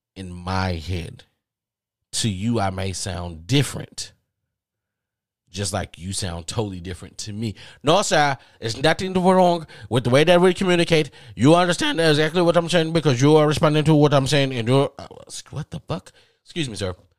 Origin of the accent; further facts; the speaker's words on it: the South, United States; accent: Southern drawl; I'm from the South, and maybe I do have a Southern draw